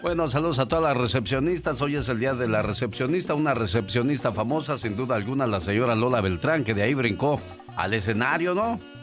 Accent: Casimiro Castillo, Jalisco, Mexico; moved away; Un día salí de Casimiro Castillo, Jalisco. Pero Casimiro Castillo, Jalisco nunca salió de mí

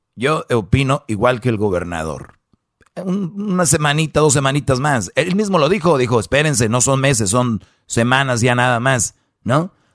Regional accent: San Nicolás de los Garza, Nuevo León, Mexico; yo soy de allá de San Nicolás de los Garza

